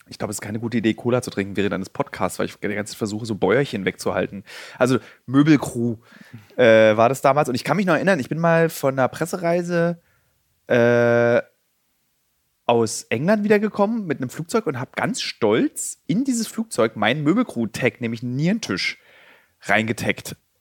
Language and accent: German; Berlin, Germany; damit haben wir Berliner, also die gebürtigen Berliner